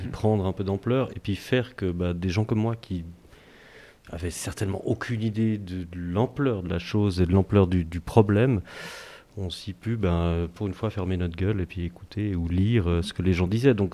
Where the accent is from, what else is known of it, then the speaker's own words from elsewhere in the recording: Vevey, Vaud, Switzerland; Moi, c'est moitié Châteaudet, moitié vers les Blancs, né à Vevey